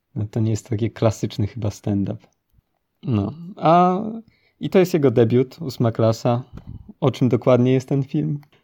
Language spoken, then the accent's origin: Polish; Poland; my się wychowaliśmy w Polsce